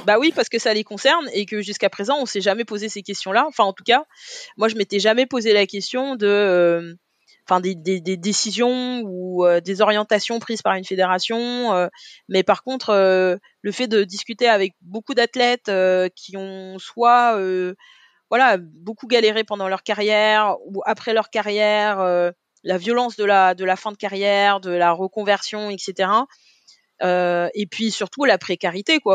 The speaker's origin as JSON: {"language": "French", "town": "Paris", "region": "Île-de-France", "country": "France", "tie": "born or raised there", "said": "je suis parisienne, moi j'ai grandi dans le 18e"}